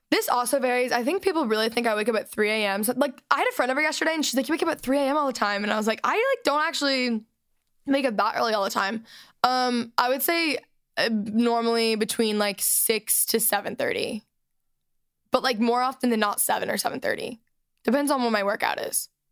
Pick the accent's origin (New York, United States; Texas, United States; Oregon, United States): Texas, United States; moved away; I was raised in Texas